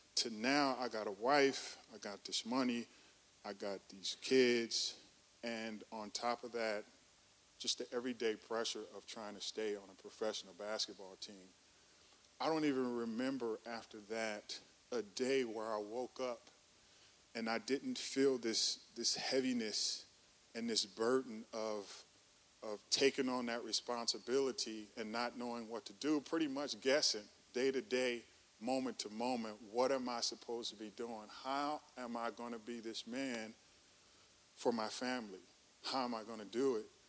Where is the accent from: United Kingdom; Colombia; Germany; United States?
United States; Oakland, California; moved away as an adult; also born or lived in Chicago, Illinois; now in Atlanta, United States; I grew up in Oakland, California. Uh, that's Northern California, Bay Area